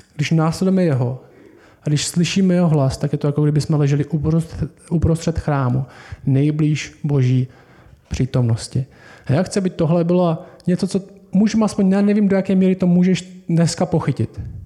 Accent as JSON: {"language": "Czech", "country": "Czechia", "said": "My jsme Češi"}